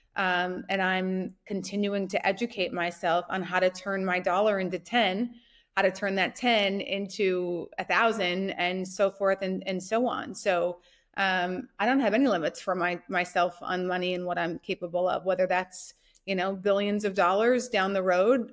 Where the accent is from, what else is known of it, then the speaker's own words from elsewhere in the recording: North Dakota, United States; I grew up in North Dakota